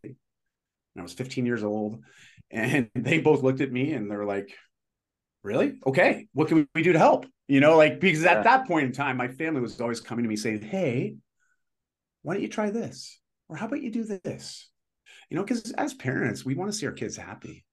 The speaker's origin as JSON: {"language": "English", "area": "just outside of Toronto", "region": "Ontario", "country": "Canada", "tie": "born or raised there", "moved": "as an adult", "lives_now": "Vancouver, Canada", "said": "I'm in Vancouver now, and uh, but I grew up in Ontario"}